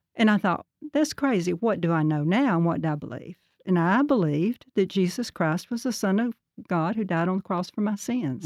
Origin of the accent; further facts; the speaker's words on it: Birmingham, Alabama, United States; also born or lived in Sardis, Alabama; I was born in Birmingham, Alabama, until nine years old, and then we moved to just north of Gardendale, a little community called Sardis